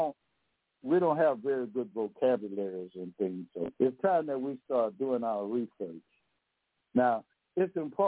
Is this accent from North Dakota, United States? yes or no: no; Louisiana, United States; I'm from Louisiana now